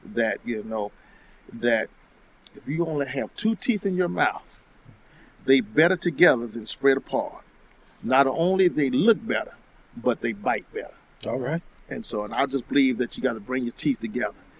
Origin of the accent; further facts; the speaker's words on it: Alabama, United States; the state of Alabama mm. and my home state as well